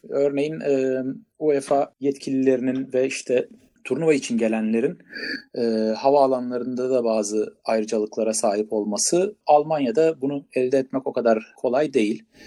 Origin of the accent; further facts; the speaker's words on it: İzmir, Turkey; ben de İzmirliyim